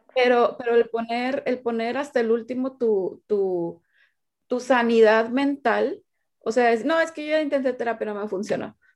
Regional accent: Sinaloa, Mexico; now in Monterrey, Mexico; yo soy de Sinaloa, vivo en Monterrey, Nuevo León, México.

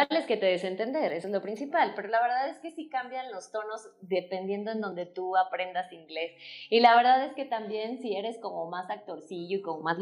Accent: Mexico; accent: Mexican; Probablemente sea que no tengo el acento mexicano porque estudié otro idioma y a veces tiendo a mezclar los tonos eh, rusos a veces o la forma, ¿no?

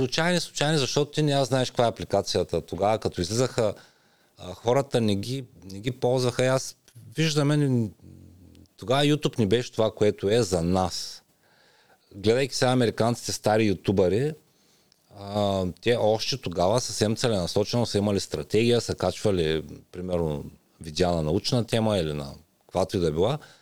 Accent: Ruse, Ruse Province, Bulgaria; moved away as an adult; now in Las Vegas, United States; Роден съм в Русе, 80-та година.

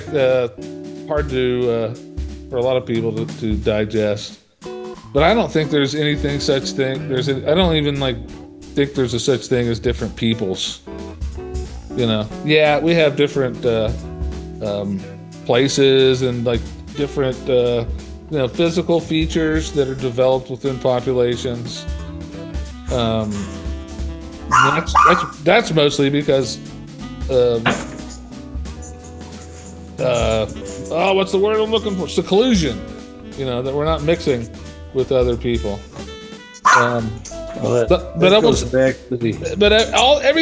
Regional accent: Appalachia, and the Dayton, Ohio region, Eastern Kentucky, United States; moved away; also born or lived in Cincinnati, Ohio; I grew up in Eastern Kentucky, Appalachia, and the Dayton, Ohio region.

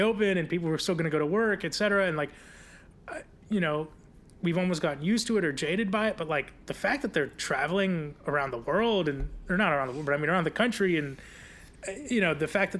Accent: South Florida, United States; I grew up in South Florida

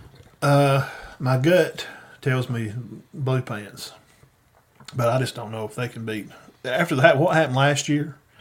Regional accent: Cedar Bluff, Alabama, United States; because we're from Cedar Bluff.

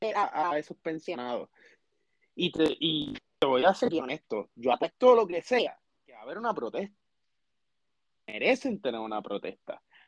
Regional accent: Puerto Rico

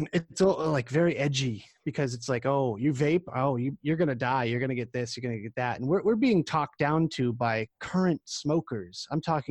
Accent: Massachusetts, United States; my home state of Massachusetts

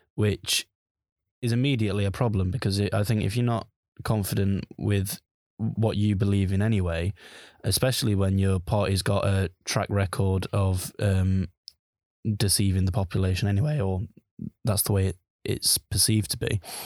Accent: Sheffield, Yorkshire and the Humber, United Kingdom; I'm from the Sheffield region

